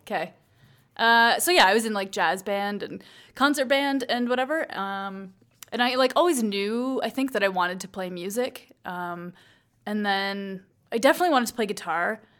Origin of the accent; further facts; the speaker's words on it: Paisley, Ontario, Canada; moved away as an adult; also born or lived in St. Catharines, Ontario; now in Calgary, Canada; I grew up in a small town in Ontario. It's called Paisley.